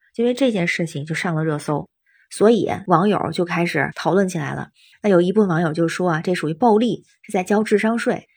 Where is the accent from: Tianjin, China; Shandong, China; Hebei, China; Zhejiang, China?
Tianjin, China; now in Beijing, China; 我是天津人，现在北京